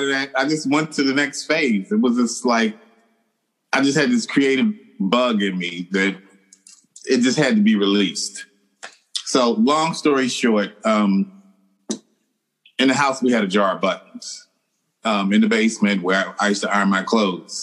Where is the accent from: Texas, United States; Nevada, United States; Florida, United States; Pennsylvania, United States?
Pennsylvania, United States; Philadelphia; I'm originally from Philadelphia